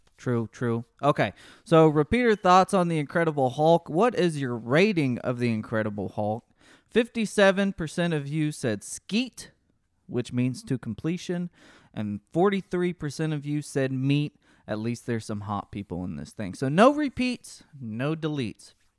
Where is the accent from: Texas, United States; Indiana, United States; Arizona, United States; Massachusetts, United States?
Texas, United States